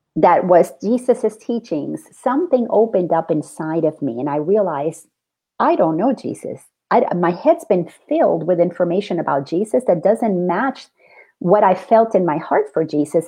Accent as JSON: {"language": "English", "country": "Dominican Republic", "tie": "born or raised there", "said": "I grew up in the Dominican Republic."}